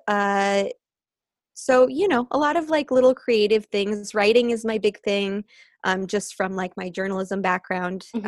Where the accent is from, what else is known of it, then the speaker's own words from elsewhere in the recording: United States; moved away; I spent a summer back in the Quad Cities, uh, my hometown